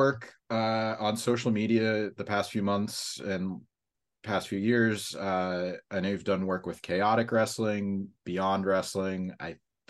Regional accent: Pennsylvania, United States; I'm all from Pennsylvania. I went to college in Pennsylvania

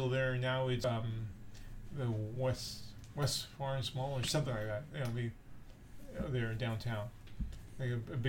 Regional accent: Buenos Aires, Argentina; I'm from Argentina, Buenos Aires, Argentina. That's where I was born.

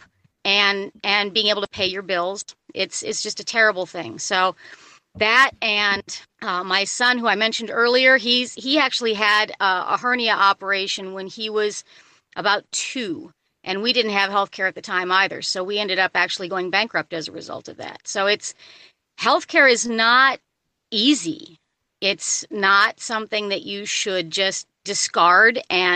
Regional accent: Illinois, United States; moved away as an adult; also born or lived in California; now in Ohio, United States; I was born in Illinois and I moved to California after I graduated from high school.

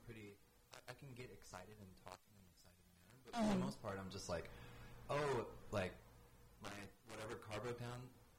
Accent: Midwest, United States; moved away; I'm from the Midwest, like full on, full on.

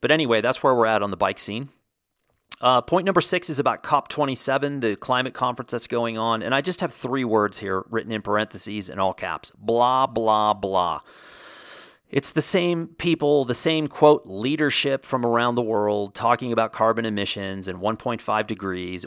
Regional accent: Texas, United States; I grew up surfing in Texas

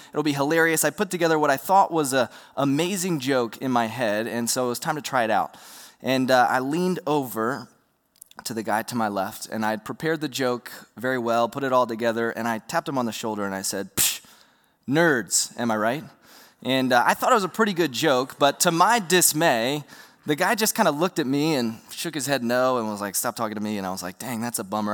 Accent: Roanoke, Virginia, United States; I grew up in Roanoke, Virginia

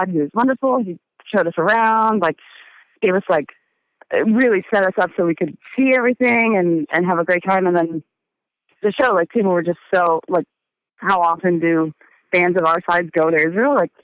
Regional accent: Montreal, Quebec, Canada; I'm from here, and born and raised

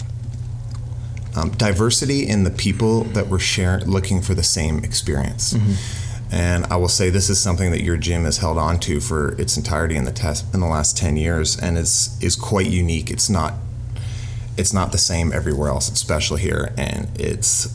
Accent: Toronto, Ontario, Canada; growing up in Toronto, the city, the culture, and the community is one of the most prideful things I have

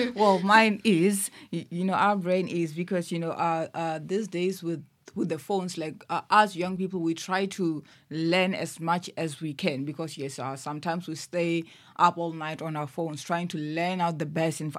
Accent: Limpopo, South Africa; moved away as an adult; now in Cape Town, South Africa; I was born in Limpopo, moved here to Cape Town a little over three years ago

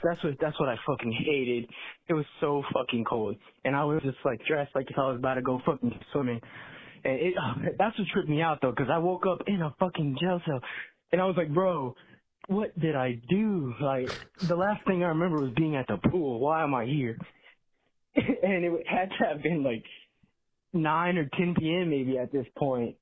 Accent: Texas, United States; I'm from Texas

